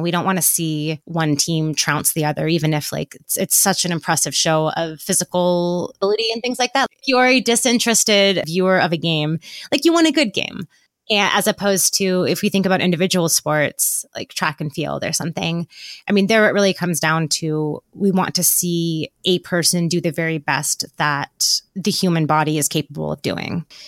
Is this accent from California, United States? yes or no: yes; Northern California, United States; I'm from Northern California